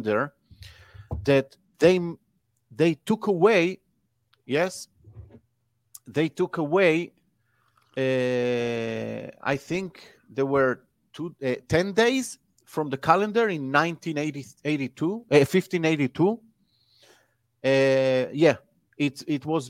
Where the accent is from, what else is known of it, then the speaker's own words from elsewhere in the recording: Israel; I'm from Israel